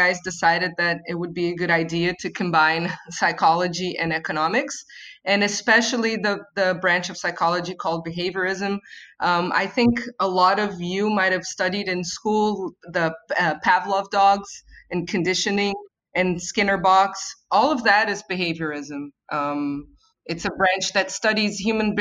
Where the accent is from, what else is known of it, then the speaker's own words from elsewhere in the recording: Rio de Janeiro, Brazil; at least here in Brazil, I'm from Rio